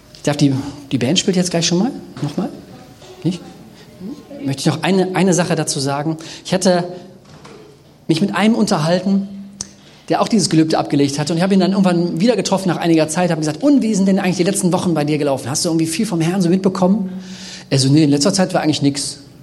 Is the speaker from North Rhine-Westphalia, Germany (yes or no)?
yes; Bergisches Land, North Rhine-Westphalia, Germany; ich komme ja aus dem Bergischen Land, wir sind ja quasi so die Pufferzone zwischen dem äh, Jecken-Rheinland und dem Ruhrgebiet.